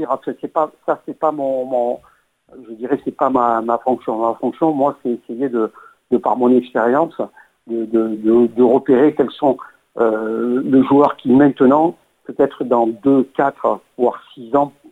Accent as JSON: {"language": "French", "country": "France", "said": "en tant que Français, j'aimerais qu'ils aillent le plus loin possible et qu'ils remportent cette Coupe du Monde"}